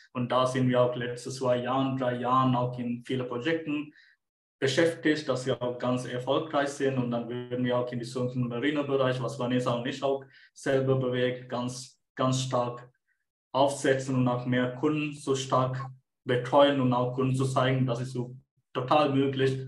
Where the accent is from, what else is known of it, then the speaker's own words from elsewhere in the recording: Sri Lanka; German is a second language; moved away as an adult; also born or lived in Munich, Germany; now in Germany; Ursprünglich komme ich aus Sri Lanka. Ich bin 2017 nach Deutschland gekommen